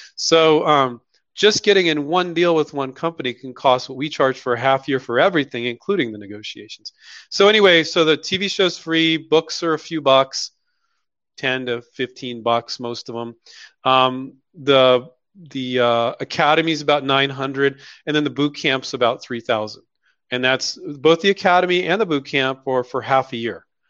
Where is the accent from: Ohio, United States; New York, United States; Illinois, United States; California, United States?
California, United States; Silicon Valley; I grew up in Silicon Valley